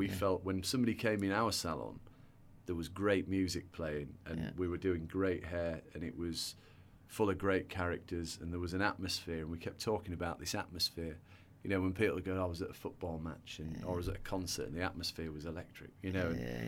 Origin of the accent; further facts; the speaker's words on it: England, United Kingdom; I do think in the UK, and I'm not saying this because we're English, but we have got it a bit more balanced